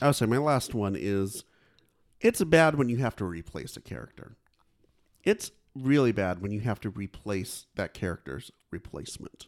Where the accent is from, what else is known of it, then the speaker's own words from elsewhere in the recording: Fresno, California, United States; My hometown